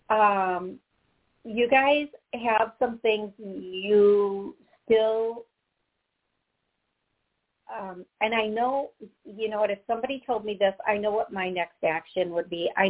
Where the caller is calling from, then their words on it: Oklahoma City, Oklahoma, United States; I'm calling from Oklahoma City.